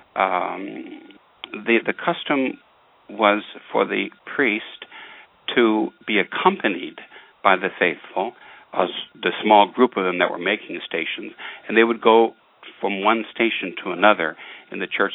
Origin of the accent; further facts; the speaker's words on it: Detroit, Michigan, United States; growing up in Detroit